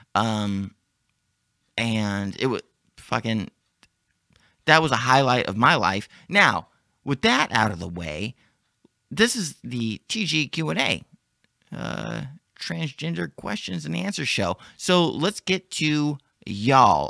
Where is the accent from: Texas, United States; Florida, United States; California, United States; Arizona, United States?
Texas, United States; Dallas; in my hometown